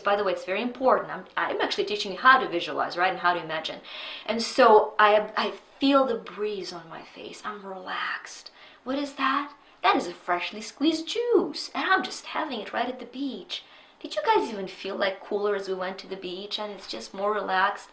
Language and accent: English; Ukraine; moved away; Growing up in Ukraine in the 80s